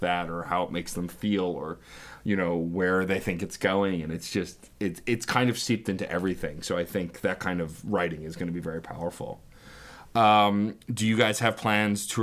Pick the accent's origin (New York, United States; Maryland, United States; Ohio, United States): New York, United States; New York City; I grew up in Staten Island